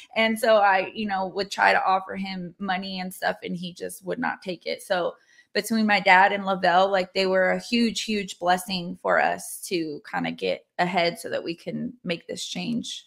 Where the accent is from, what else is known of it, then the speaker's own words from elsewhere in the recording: California, United States; moved away as an adult; also born or lived in Hawaii; now in Arkansas, United States; I am born and raised in California